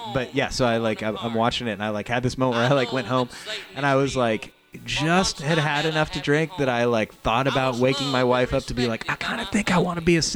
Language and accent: English; Indianapolis, Indiana, United States; I grew up in Indianapolis